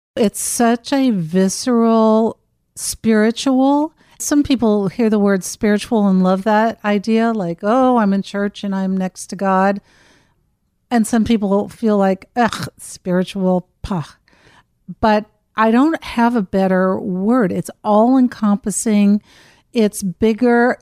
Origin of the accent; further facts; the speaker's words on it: Cincinnati, Ohio, United States; I grew up in Cincinnati, Ohio, and my parents were wonderful